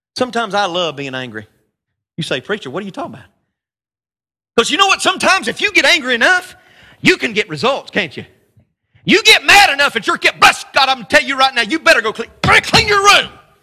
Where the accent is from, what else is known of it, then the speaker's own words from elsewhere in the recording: North Carolina, United States; I'm just a country boy from North Carolina